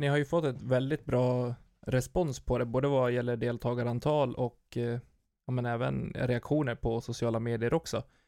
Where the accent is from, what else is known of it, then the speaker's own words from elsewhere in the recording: near Falun, Dalarna County, Sweden; i närheten, med mina hemtrakter. Falun